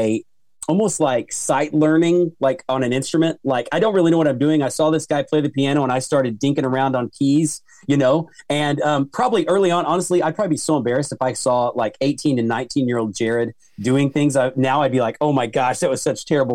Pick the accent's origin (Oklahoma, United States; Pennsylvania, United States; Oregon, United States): Oklahoma, United States; I'm from Oklahoma, and we have a student council camp called Basic that I went to.